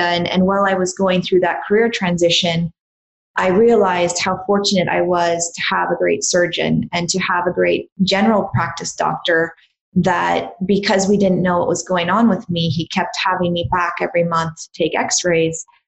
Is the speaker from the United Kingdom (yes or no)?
no; Canada; I grew up in Canada